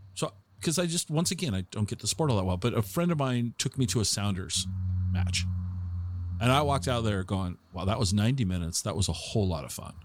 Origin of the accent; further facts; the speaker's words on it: Tacoma, Washington, United States; I, I grew up in Tacoma